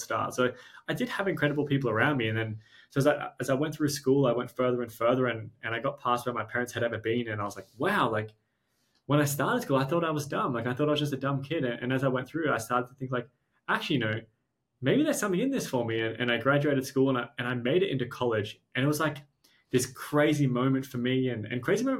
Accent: Australia; we're Australian

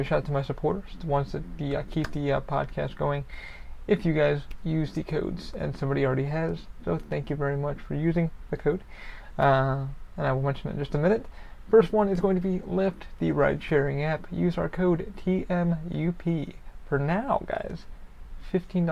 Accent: New York, United States; now in Orlando, United States; Being a New Yorker

